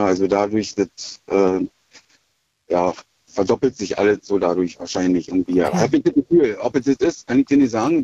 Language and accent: German; Schwedt, Brandenburg, Germany; Aus Schwed